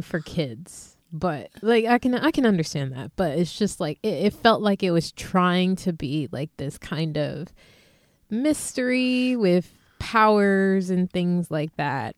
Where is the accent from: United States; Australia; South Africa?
United States; Philadelphia, Pennsylvania; from my hometown, Philly